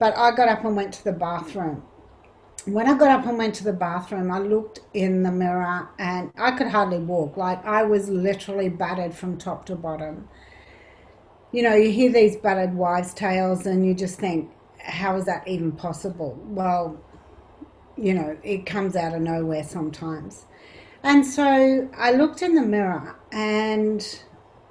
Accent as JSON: {"language": "English", "town": "Canberra", "region": "Australian Capital Territory", "country": "Australia", "tie": "born or raised there", "said": "I grew up in Canberra"}